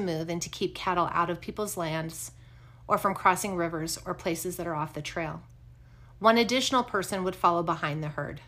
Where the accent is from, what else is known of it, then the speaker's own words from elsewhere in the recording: Wyoming, United States; Growing up in Wyoming, I had the opportunity to be surrounded by ranchers